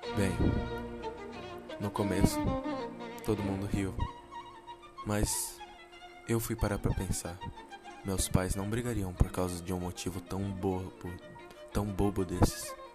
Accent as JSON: {"language": "Portuguese", "region": "São Paulo", "country": "Brazil", "tie": "born or raised there", "also_born_or_lived": "Japan", "moved": "yes", "said": "Nasci em São Paulo, São Mateus. Morei um tempo no Japão com a minha família."}